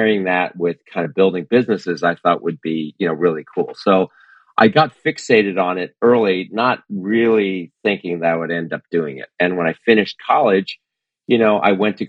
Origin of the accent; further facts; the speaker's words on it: New Jersey, United States; I grew up in New Jersey